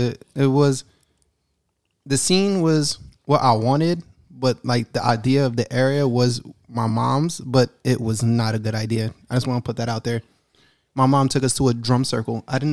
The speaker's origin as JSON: {"language": "English", "region": "New York", "country": "United States", "said": "I'm from New York."}